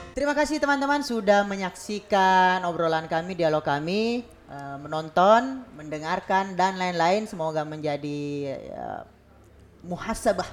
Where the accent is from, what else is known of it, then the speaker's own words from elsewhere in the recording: Bone, South Sulawesi, Indonesia; di Bugis nih uh, di Bone lah misalnya di kampung saya